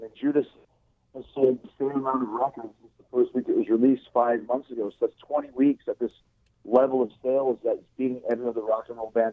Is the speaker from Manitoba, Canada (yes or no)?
yes; Winnipeg, Manitoba, Canada; now in Florida, United States; a street that I grew up on in Winnipeg in St. James